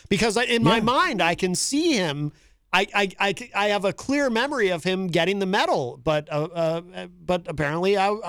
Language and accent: English; Hartford, Connecticut, United States; now in New Hampshire, United States; I was born in Hartford, Connecticut.